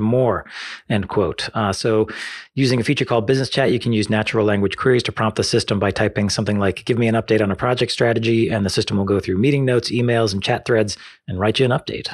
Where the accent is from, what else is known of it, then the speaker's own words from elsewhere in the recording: United States; as an American